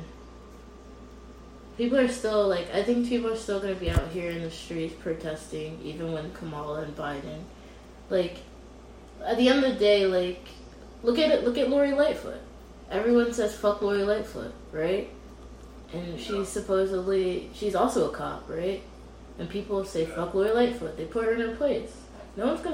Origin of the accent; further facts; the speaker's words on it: United States; I'm of African descent, but I was born here